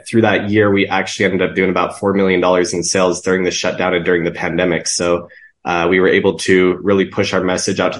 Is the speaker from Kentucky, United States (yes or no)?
no; Salt Lake City, Utah, United States; born and raised here in Salt Lake City, Utah